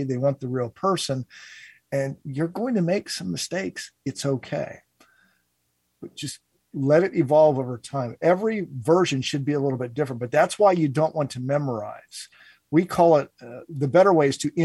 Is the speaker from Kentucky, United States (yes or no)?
no; Cincinnati, Ohio, United States; my hometown of Cincinnati